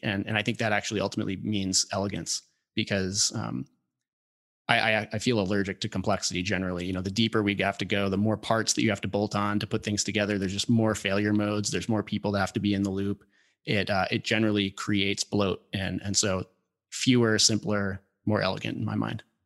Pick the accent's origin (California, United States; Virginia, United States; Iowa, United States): Virginia, United States; Northern; I grew up in Northern Virginia, uh, a little bit south of D C, had, uh, big property